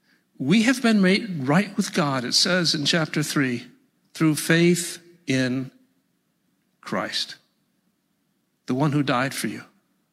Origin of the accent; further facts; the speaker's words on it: New York, United States; Hey, in my opinion, I'm from Central New York, and we just speak plain English there. I got no accent.